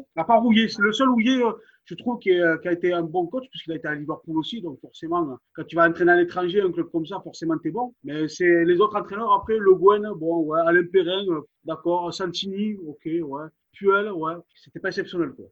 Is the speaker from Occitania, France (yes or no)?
yes; Toulouse, Occitania, France; on vient de Toulouse